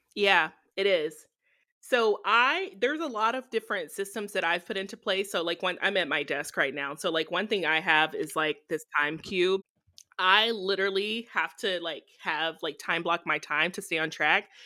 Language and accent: English; Texarkana, Texas, United States; moved away as an adult; also born or lived in Arkansas / Ohio / Michigan; now in Indiana, United States; Texarkana, that's my hometown